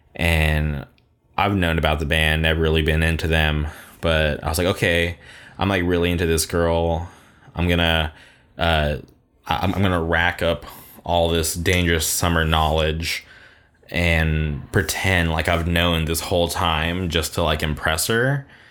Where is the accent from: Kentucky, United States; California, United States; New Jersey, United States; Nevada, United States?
California, United States; Palm Springs; my hometown